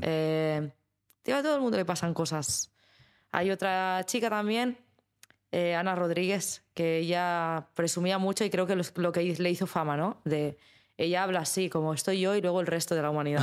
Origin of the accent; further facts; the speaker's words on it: Spain; como española y como mujer en España